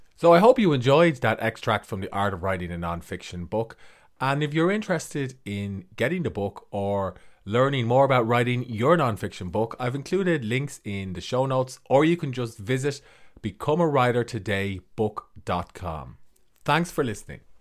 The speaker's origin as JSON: {"language": "English", "country": "Ireland", "said": "I'm an author from Ireland."}